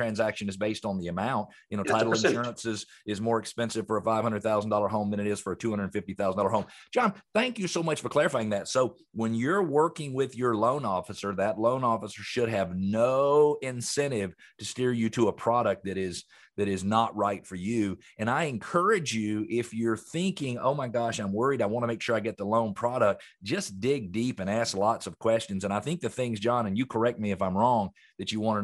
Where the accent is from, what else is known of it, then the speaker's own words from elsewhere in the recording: Atlanta, Georgia, United States; I grew up here in Metro Atlanta, and I was in the landscaping business as a teenager